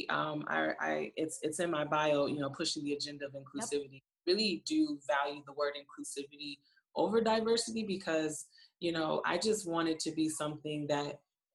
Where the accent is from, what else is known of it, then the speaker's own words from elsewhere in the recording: Flint, Michigan, United States; I'm also from Flint, Michigan, where the water still isn't clean.